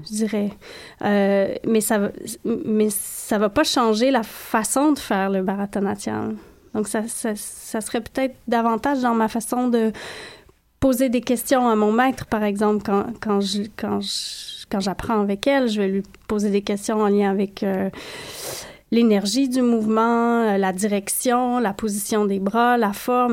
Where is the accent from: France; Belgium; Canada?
Canada; je suis née par erreur au Canada